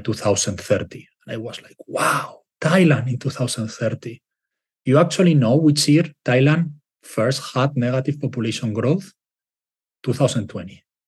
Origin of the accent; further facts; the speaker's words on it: Spain; moved away; I'm from Spain